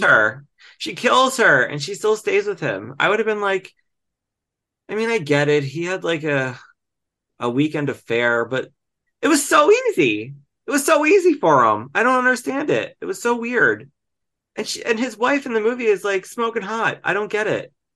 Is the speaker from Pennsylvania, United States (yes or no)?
yes; Delco, Pennsylvania, United States; moved away; also born or lived in Glenolden, Pennsylvania; I'm from Delco and I, you know, lived in Glenolden